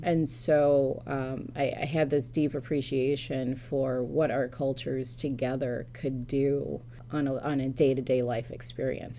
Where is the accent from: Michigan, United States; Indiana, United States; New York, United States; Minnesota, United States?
Michigan, United States; Detroit; moved away; I'm originally from Metro Detroit.